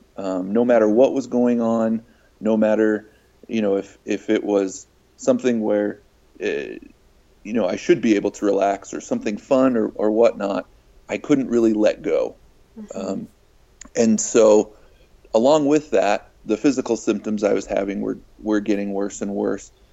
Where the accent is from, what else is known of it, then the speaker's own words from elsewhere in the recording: Farmington, Utah, United States; I grew up in Farmington, Utah, which is just a little bit north of Salt Lake